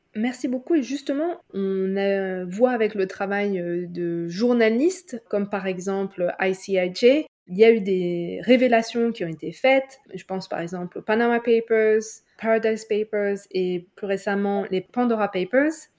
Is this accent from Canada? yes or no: no; France